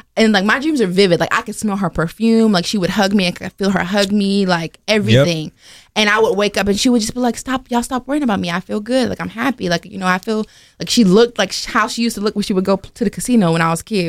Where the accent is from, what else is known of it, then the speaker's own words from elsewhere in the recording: Oxford, North Carolina, United States; So like I used to live in Oxford. I grew up in Oxford, North Carolina.